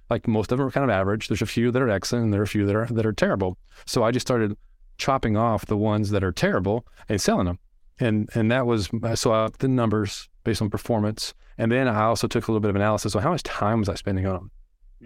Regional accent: Arkansas, United States; I'm from Arkansas

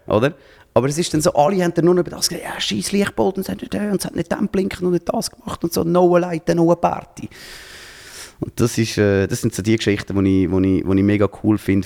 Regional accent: Zurich, Switzerland; als Zürcher

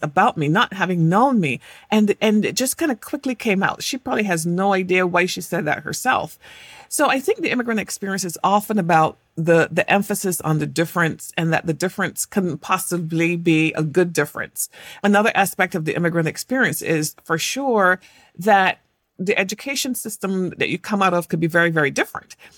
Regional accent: England, United Kingdom; moved away as an adult; I was born in England and I had this particular accent

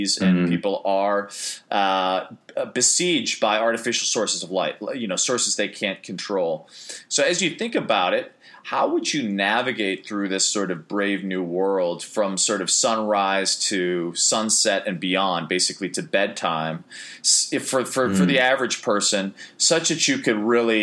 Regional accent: Chicago, Illinois, United States; moved away as an adult; also born or lived in Maine; growing up in Chicago, where the winters could be particularly brutal and dark

